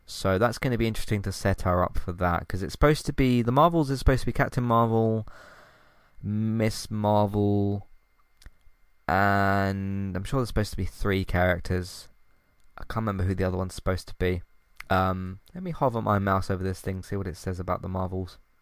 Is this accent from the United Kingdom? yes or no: yes; United Kingdom; can't pronounce my T's, I'm British